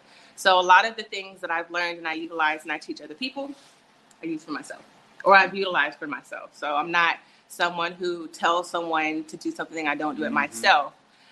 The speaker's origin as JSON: {"language": "English", "town": "San Antonio", "region": "Texas", "country": "United States", "said": "But I am originally from San Antonio by way of military brat. I've lived everywhere."}